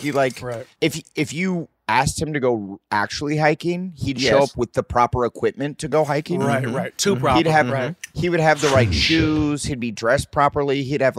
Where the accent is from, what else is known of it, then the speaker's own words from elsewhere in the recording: Midwest, United States; I come from the Midwest.